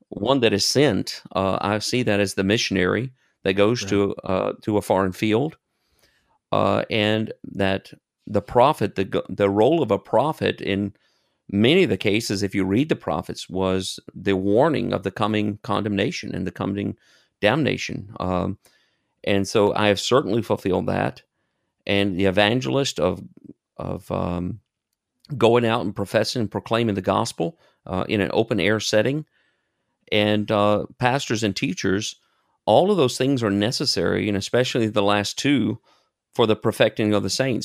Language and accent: English; United States; accent: American; moved away as an adult; now in Germany; I have an accent, and they know immediately that I'm an American